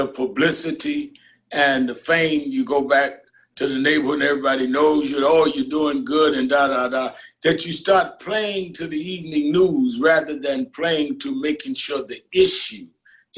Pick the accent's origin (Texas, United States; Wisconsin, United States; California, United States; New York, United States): New York, United States; New York City; I was born and raised in Brooklyn